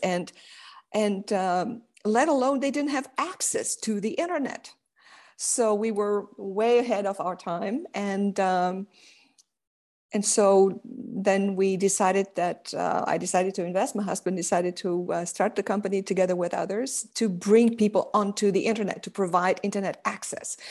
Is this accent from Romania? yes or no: yes; Romania; I was born and raised in Common East Romania